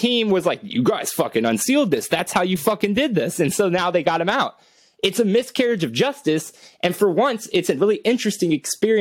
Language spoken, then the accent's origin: English; Cuero, Texas, United States; I'm from Cuero, Texas